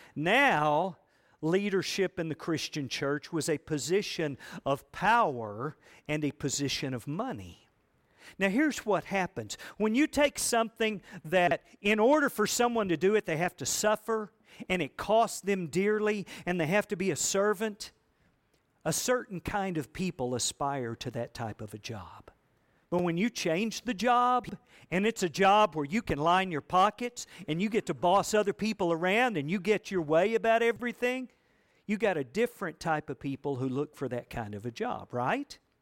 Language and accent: English; United States; I grew up here in America